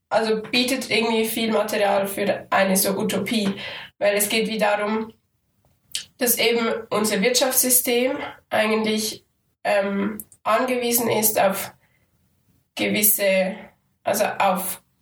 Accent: Aargau, Switzerland; Und ich als Aargauerin, die aber in Zürich studiere, bin also ein bisschen zwischen den Stühlen manchmal.

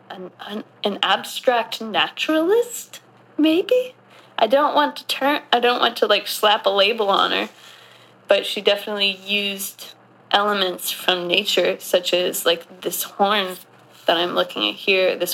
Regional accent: Southwest, United States; Oh God! I grew up

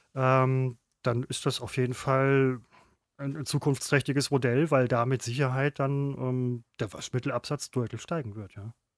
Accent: Velbert, North Rhine-Westphalia, Germany; ich komme aus Felbert

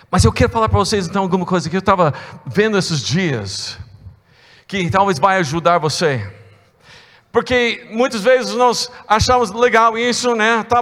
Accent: United States; É, eu sou estrangeiro duas vezes. É, eu, tenho, eu, tenho, eu sou americano né?

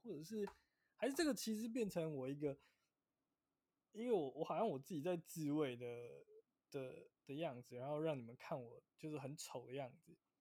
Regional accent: Taiwan; 我们台湾人

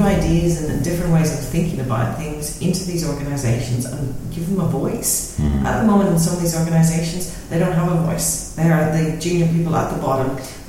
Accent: Northern Ireland, United Kingdom; the secret of growing up in Northern Ireland is not to get involved in any related things whatsoever.

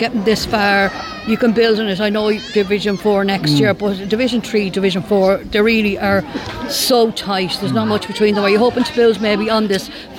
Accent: Longford, Leinster, Ireland; I suppose in some ways I'm from Longford myself, and we have this maybe an inferior thing, you know, small county syndrome.

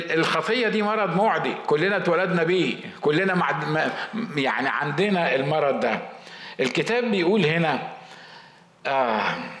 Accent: Egypt; احنا بنقول بالمصري

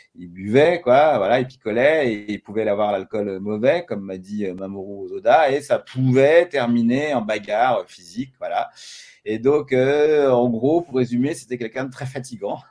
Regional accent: France; je suis français

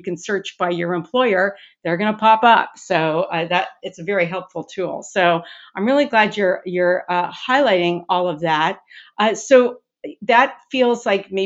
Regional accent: Long Beach, California, United States; moved away; I'm born and raised in Long Beach, California, and my whole family is still there

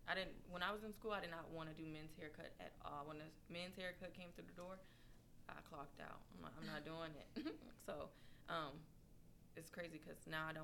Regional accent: San Antonio, Texas, United States; moved away as an adult; now in Houston, United States; I was straight out of school. I was like, I just need to get a job, and I moved to Houston. I'm from San Antonio, and I moved to Houston.

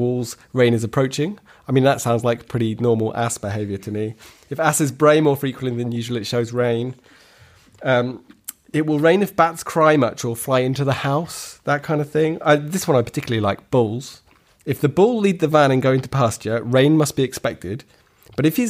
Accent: West Dorset, South West England, United Kingdom; I grew up in rural West Dorset.

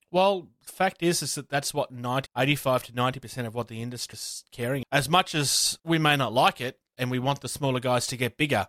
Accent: Australia; I'm from Australia

